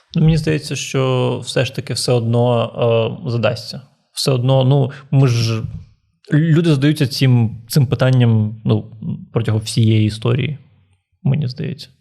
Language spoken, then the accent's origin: Ukrainian; Transnistria, Moldova; now in Ukraine; місто в Придністров'ї, в якому я жив